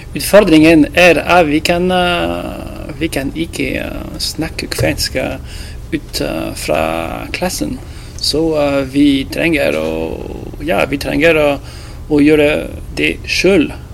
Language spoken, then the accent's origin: Norwegian; France; Norwegian is a second language; also born or lived in Rovaniemi, Finland / Alta, Norway; now in Tromsø, Norway; jeg er fra Frankrike.